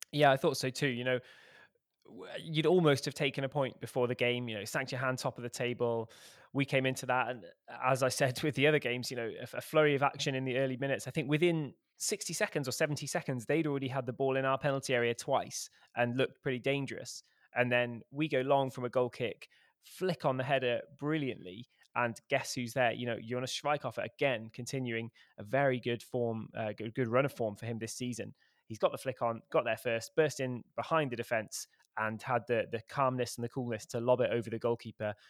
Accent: Cheltenham, South West England, United Kingdom; moved away; my hometown newspaper about what I thought of our, of our football team, which is, uh, Cheltenham Town

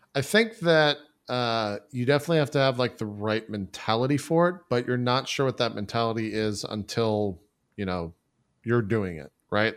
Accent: Texas, United States; also born or lived in Galveston, Texas / Dallas, Texas; I was born and raised in Texas

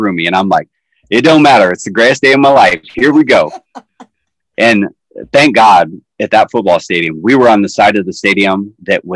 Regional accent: Iowa, United States; moved away as an adult; also born or lived in Ames, Iowa / Davenport, Iowa; now in Orion, Illinois, United States; We are from Iowa. We are from the Midwest

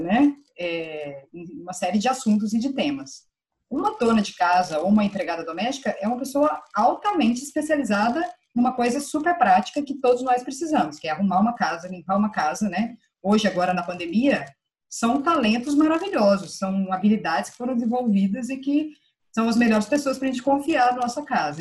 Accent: Minas Gerais, Brazil; eu sou mineira

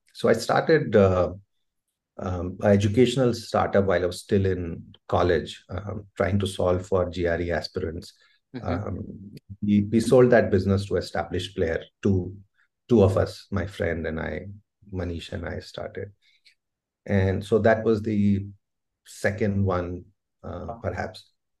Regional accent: Delhi, India; So we moved around places, right? You would get transferred. But primarily, I grew up in Delhi, the formative years.

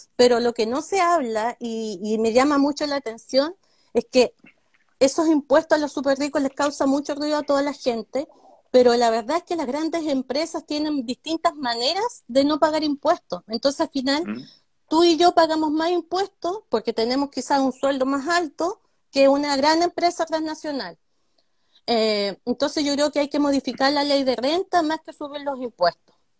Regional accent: Coyhaique, Aysén, Chile; soy nacida en Coyhaique

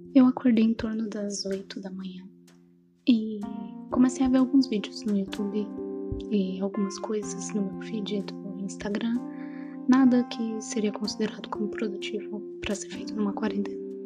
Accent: São Paulo, Brazil; accent: São Paulo; now in Vitória, Brazil; Apesar de estar em Vitória, eu não, não sou daqui. Meu sotaque vai me denunciar que eu morei boa parte da minha vida em São Paulo e no interior de São Paulo nos últimos anos

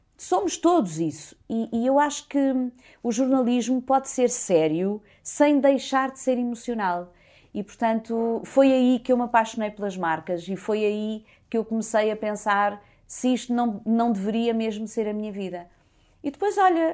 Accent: Portugal; also born or lived in Lisbon; cresci numa aldeia no Conselho do Cartaz. Sou de Lisboa, nasci cá, mas, mas cresci numa aldeia

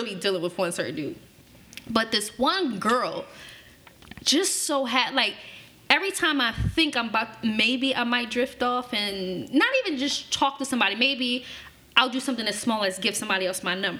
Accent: Philadelphia, Pennsylvania, United States; I grew up in North Philly when I first came to Philly

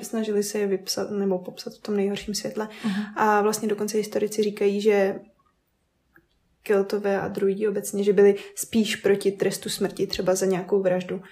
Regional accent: Vysočina Region, Czechia; now in Brno, Czech Republic; My jsme uh, z Vysočiny původně a teď uh, trávíme hodně času v Brně

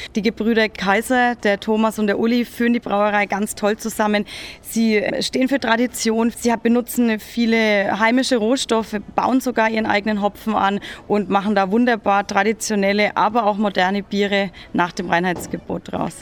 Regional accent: Franconia, Bavaria, Germany; bei uns in Franken

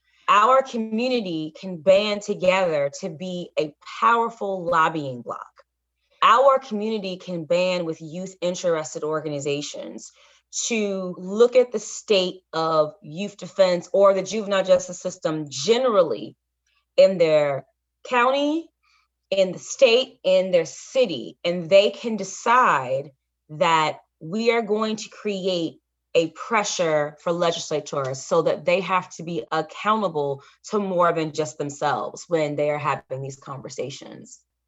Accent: Alabama, United States; I've seen this in my home state of Alabama, and it's odd.

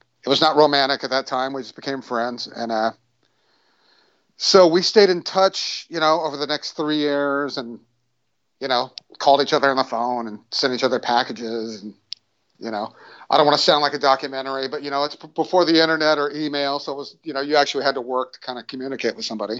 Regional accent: Houston, Texas, United States; moved away as an adult; now in Los Angeles, United States; I am from Houston, Texas

